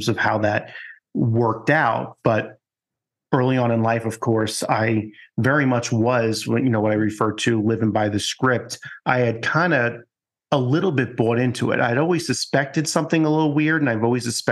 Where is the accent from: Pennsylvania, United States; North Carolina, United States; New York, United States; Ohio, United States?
New York, United States; Long Island; growing up in Long Island